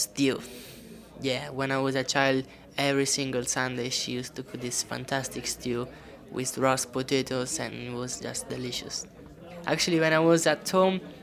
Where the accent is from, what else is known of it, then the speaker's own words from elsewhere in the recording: Rome, Lazio, Italy; English is a second language; moved away as an adult; now in United Kingdom; I'm from Italy. And I'm from Rome, the capital of Italy